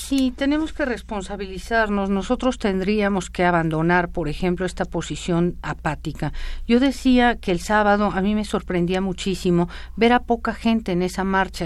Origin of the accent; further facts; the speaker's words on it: Mexico; yo soy mexicana